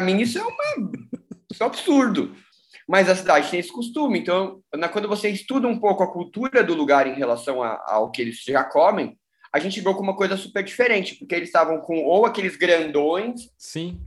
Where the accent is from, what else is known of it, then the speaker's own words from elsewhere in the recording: São Paulo, Brazil; also born or lived in Belo Horizonte; eu sou de São Paulo